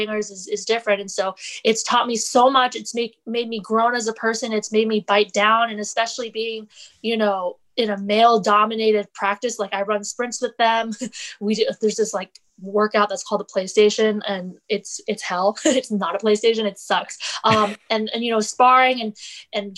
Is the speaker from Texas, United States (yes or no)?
no; Fairfax, Virginia, United States; I'm from a suburban area. I'm from Fairfax.